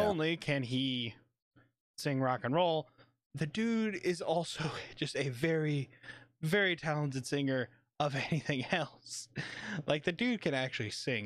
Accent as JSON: {"language": "English", "region": "Kentucky", "country": "United States", "said": "I'm from Kentucky. I don't really talk probably the way I should in a lot of situations. I say y'all a lot"}